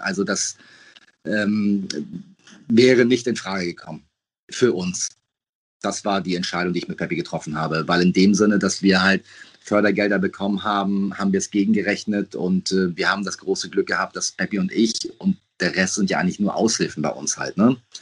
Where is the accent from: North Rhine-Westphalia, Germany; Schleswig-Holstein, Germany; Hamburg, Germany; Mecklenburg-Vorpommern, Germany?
Hamburg, Germany; Peppy und ich sind 50 Meter voneinander entfernt groß geworden